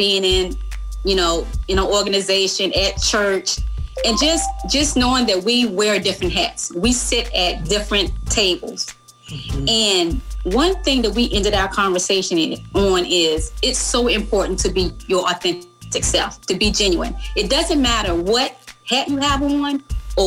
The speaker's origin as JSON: {"language": "English", "area": "Goochland County, near Richmond", "region": "Virginia", "country": "United States", "tie": "born or raised there", "said": "I grew up in Goochland County, just right outside of Richmond"}